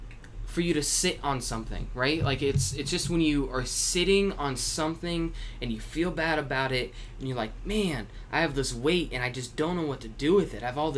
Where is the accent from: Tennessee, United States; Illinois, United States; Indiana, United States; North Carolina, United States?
Indiana, United States; Anderson; And back in my hometown.